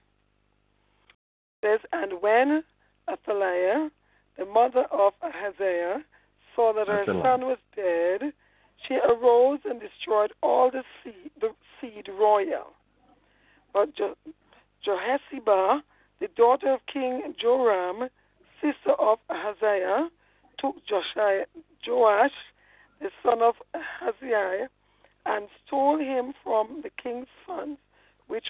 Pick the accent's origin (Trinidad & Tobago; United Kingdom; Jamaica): Jamaica; I'm a Jamaican, man. I mean, I am.